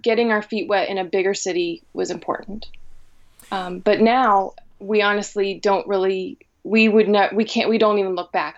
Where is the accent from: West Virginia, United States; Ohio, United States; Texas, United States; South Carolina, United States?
West Virginia, United States; Helvetia; also born or lived in Northfield, Minnesota / Chicago; I grew up in Helvetia